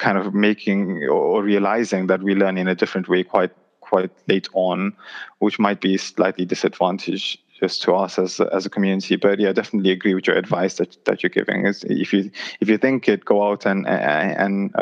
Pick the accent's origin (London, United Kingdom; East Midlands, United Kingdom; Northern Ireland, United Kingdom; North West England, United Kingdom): London, United Kingdom; growing up in Tooting